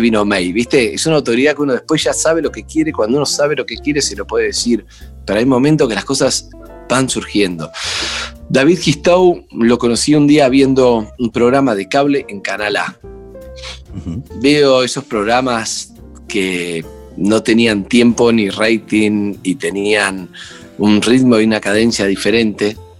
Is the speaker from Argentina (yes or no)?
yes; Argentina; somos argentinos